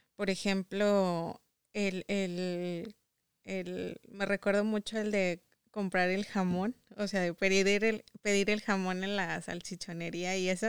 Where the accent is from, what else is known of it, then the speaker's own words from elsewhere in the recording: Saltillo, Coahuila, Mexico; moved away as an adult; now in United States; Soy de Saltillo, Coahuila